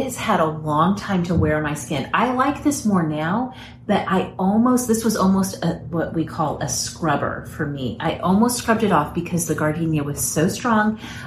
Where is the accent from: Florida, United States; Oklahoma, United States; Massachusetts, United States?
Oklahoma, United States; also born or lived in Houston, Texas; I'm from Oklahoma